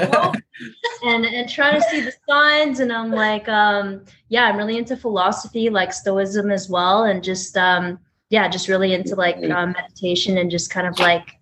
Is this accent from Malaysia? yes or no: no; Sydney, New South Wales, Australia; moved away as an adult; now in Toronto, Canada; I'm originally from Sydney, Australia